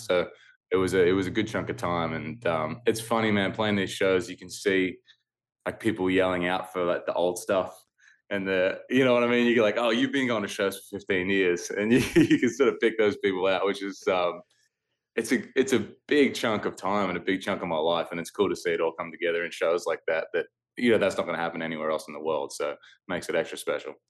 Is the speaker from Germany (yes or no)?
no; Australia; moved away as an adult; now in United States; when I go back to Australia, the whole country feels like my hometown